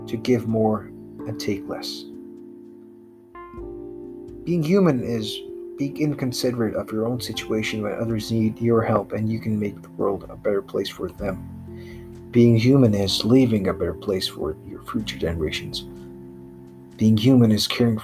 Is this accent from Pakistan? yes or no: yes; Pakistan; my home country, Pakistan